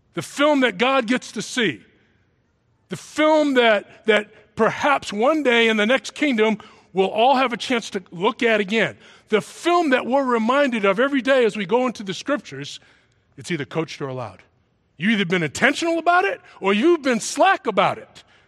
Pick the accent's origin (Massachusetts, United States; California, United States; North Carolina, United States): Massachusetts, United States; also born or lived in New York City; I grew up in a Southern state in the North called Massachusetts. I was originally from New York City, foster kid, brought in out of an orphanage to some people who lived in Massachusetts